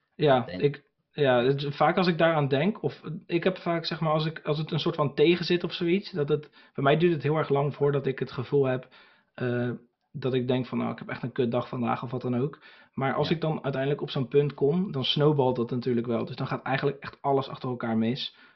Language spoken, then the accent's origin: Dutch; Ridderkerk, South Holland, Netherlands; moved away as an adult; now in Burgh-Haamstede, Netherlands; ik kom dus oorspronkelijk uit Ridderkerk, dat is eh, naast Rotterdam